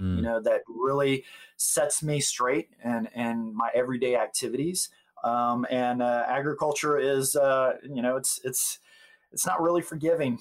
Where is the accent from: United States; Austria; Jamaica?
United States; Gulf Breeze, Florida; moved away as an adult; also born or lived in South Dakota; now in Tennessee, United States; we moved back to uh, to Florida, Gulf Breeze, Florida. It was my hometown